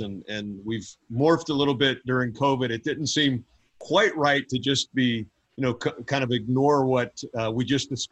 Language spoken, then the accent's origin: English; northern Kentucky, United States; I grew up in Kentucky, northern Kentucky, right outside of Cincinnati